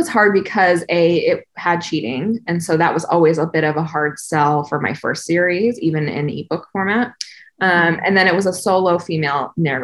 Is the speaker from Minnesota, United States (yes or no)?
no; Southern California, United States; I grew up in Southern California, not on the beach, but close to the beach